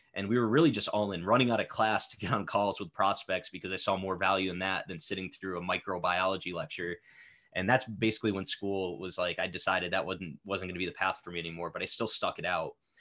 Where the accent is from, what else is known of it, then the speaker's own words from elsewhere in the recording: Connecticut, United States; I'm from Connecticut